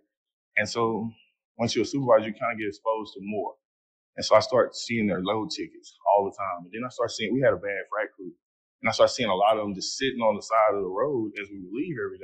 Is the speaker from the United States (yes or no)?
yes; Fort Worth, Texas, United States; I'm from Fort Worth, Texas